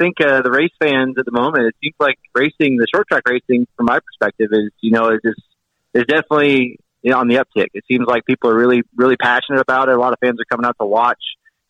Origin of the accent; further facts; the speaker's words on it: near Sonoma, California, United States; in front of my hometown fans, per se, being that I grew up so close.